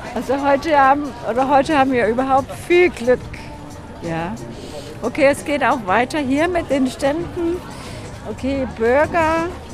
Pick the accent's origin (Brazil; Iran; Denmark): Denmark; Copenhagen, Capital Region of Denmark; German is a second language; Kopenhagen ist ja meine Heimat und äh, ja, hier wohne ich